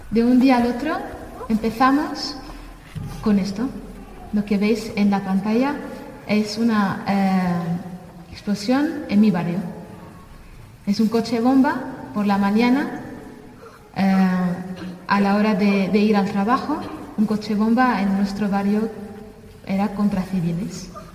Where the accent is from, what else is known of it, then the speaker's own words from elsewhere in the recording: Damascus, Damascus Governorate, Syria; moved away as an adult; now in Spain; yo soy de Siria, de Damasco, nací en, Damasco eh, y crecí ahí toda mi vida